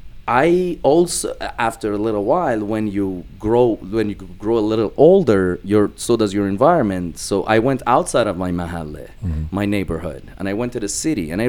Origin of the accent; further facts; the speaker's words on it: Shiraz, Fars, Iran; now in Toronto, Canada; I'm from Shiraz